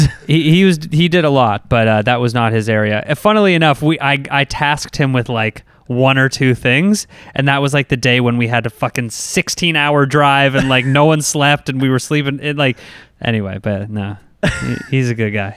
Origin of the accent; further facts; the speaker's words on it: Canada; what it meant to work in the U S as a Canadian